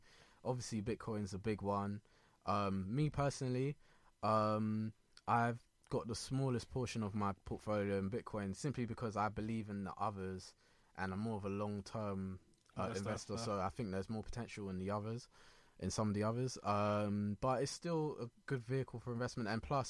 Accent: Ghana; I'm Ghanaian.

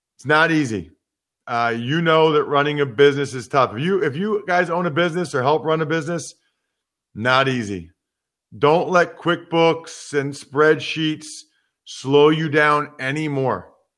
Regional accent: Reading, Pennsylvania, United States; growing up in Reading, Pennsylvania

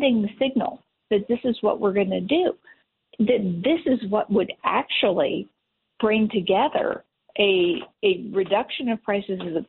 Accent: Pennsylvania, United States; I'm from Pennsylvania

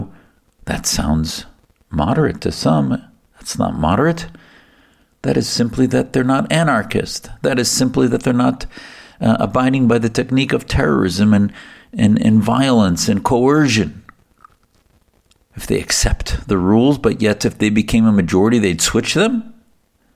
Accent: United States; I, as an American Muslim, certainly care about my country's foundations

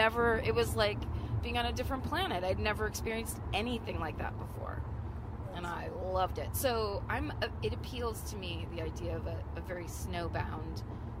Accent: California, United States; I'm from California.

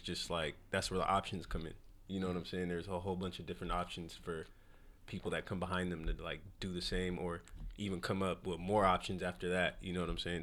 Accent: West Coast, United States; we're from the West Coast

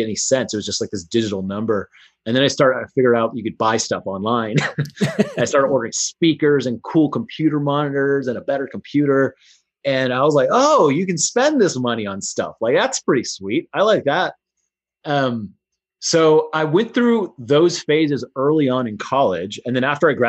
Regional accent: Houston, Texas, United States; in Houston, Texas, where I grew up

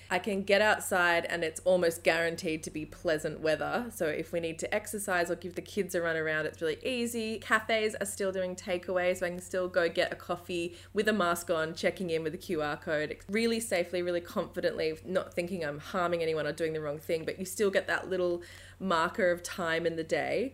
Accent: Australia; I'm an Aussie

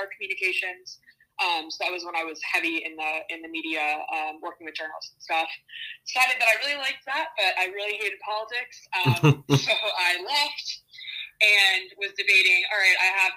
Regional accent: Virginia, United States; moved away as an adult; also born or lived in Pennsylvania / Washington, D.C.; I'm from Virginia originally

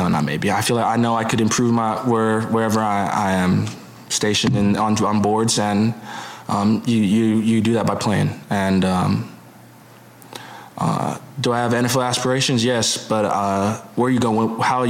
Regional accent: Hawaii, United States; moved away; Growing up in Hawaii

